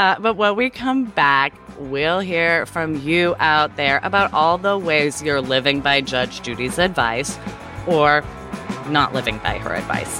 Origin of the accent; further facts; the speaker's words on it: Southern United States, United States; I'm from the South, though, where the idea that women should be married and ideally at a very young age is deeply ingrained.